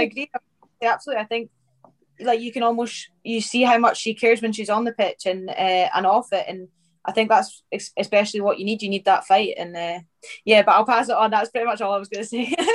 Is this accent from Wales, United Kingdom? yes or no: no; north of Scotland, United Kingdom; also born or lived in Livingston; I moved up uh, up to Och um, and I stayed up there till obviously like after school